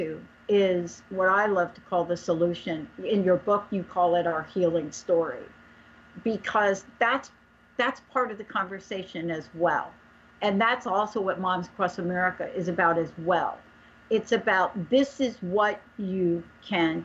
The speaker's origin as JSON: {"language": "English", "region": "East Coast", "country": "United States", "moved": "yes", "said": "I'm a girl from the East Coast"}